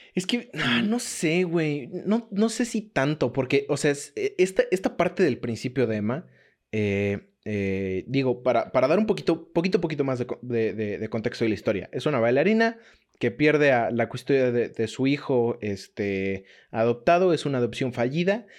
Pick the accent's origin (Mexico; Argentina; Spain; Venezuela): Mexico; como nosotros como mexicanos